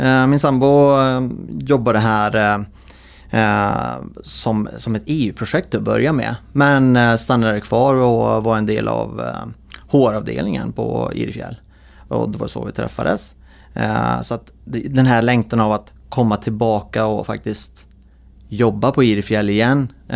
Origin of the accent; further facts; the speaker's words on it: Idre, Dalarna County, Sweden; moved away as an adult; jag är ju född och uppväxt i Idre, eh, som är så här, en Idregut